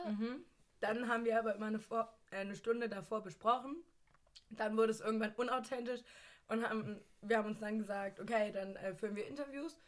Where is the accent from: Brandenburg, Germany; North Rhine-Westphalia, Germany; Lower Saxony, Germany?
Lower Saxony, Germany; Northeim; ich komme aus Nordheim